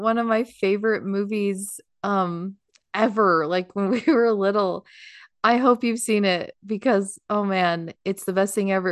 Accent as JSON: {"language": "English", "country": "United States", "said": "we're American"}